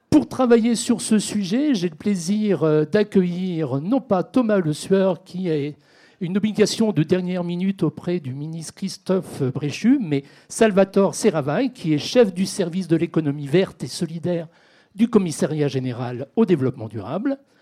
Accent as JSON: {"language": "French", "country": "France", "said": "chez nous en France"}